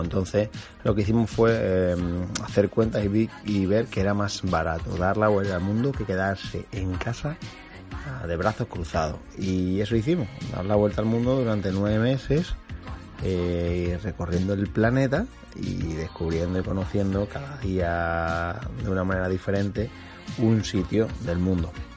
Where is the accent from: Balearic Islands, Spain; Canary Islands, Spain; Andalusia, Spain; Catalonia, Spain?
Andalusia, Spain; Cádiz; muy de mi tierra, de Gadi